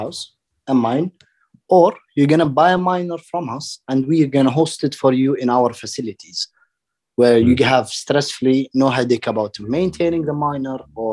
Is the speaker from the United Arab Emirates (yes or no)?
yes; Dubai, United Arab Emirates; I grew up in Dubai